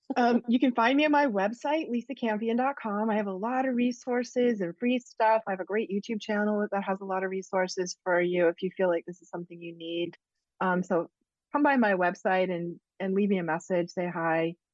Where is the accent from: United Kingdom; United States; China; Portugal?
United States; New England; I'm from New England